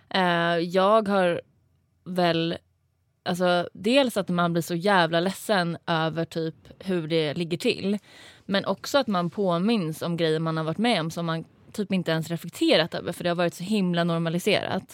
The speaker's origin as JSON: {"language": "Swedish", "town": "Stockholm", "region": "Stockholm County", "country": "Sweden", "moved": "yes", "lives_now": "Malmö, Sweden", "said": "jag kommer från Stockholm, men jag bor i Malmö."}